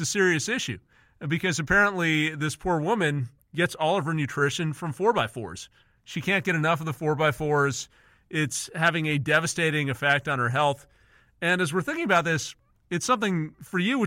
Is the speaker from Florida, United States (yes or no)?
no; Southern California, United States; I'm from Southern California